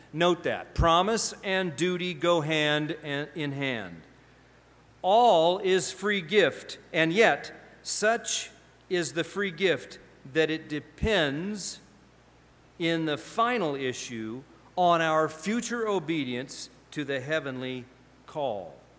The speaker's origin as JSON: {"language": "English", "region": "Pacific Northwest", "country": "United States", "also_born_or_lived": "Indiana / Ohio", "moved": "as an adult", "said": "I came from Pacific Northwest"}